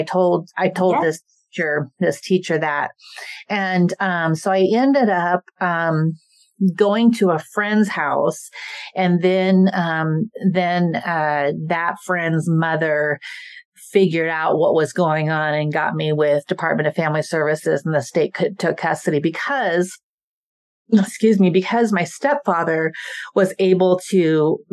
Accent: Idaho, United States; also born or lived in South Korea; I was raised in Idaho

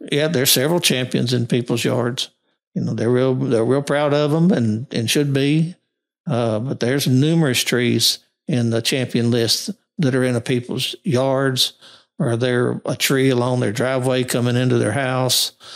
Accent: Monroe, Louisiana, United States; also born or lived in Missouri / Arkansas / Texas; I was born in Monroe and got my first degree from U- Northeast Louisiana University

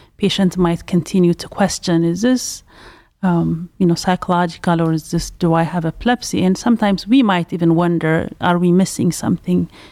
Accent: Ethiopia; also born or lived in Pasadena, California; now in Cleveland, United States; I'm originally from Ethiopia

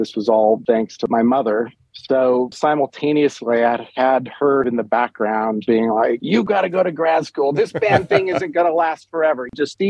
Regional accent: Lincoln, Nebraska, United States; In Lincoln, same place.

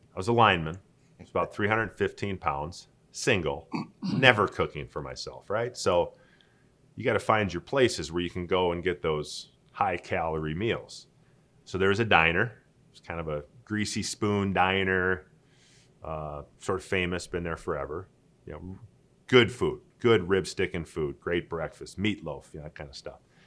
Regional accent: Saint Paul, Minnesota, United States; moved away as an adult; I grew up in Saint Paul, Minnesota, never really went anywhere

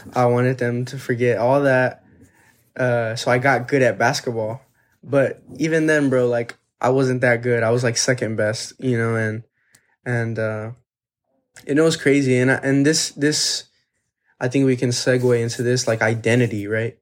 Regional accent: Texas, United States; We're from Texas

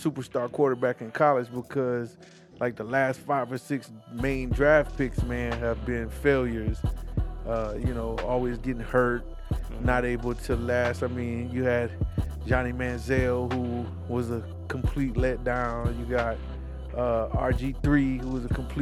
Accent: South Carolina, United States; I'm from South Carolina

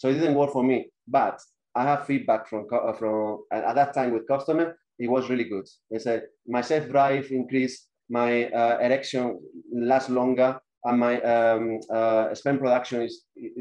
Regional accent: Spain; moved away as an adult; now in London, United Kingdom; I'm from Spain

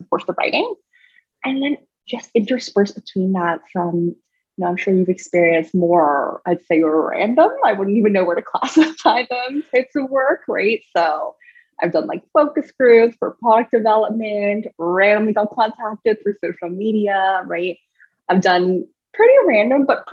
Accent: Canada; I live in Canada, right? I'm a Canadian

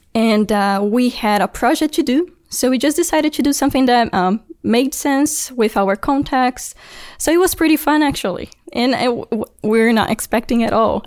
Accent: Brasília, Federal District, Brazil; moved away; I'm from Brasilia, which is the capital

